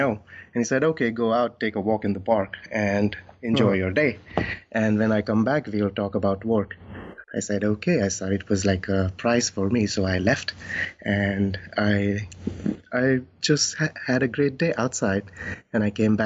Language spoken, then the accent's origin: English; New Delhi, Delhi, India; I am born and brought up in New Delhi